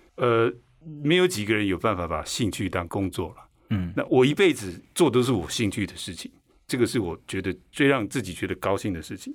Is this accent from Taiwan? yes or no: yes; Taiwan; first language Chinese; 所以美国手语的吃 eat 跟我们台湾手语的吃是一样的。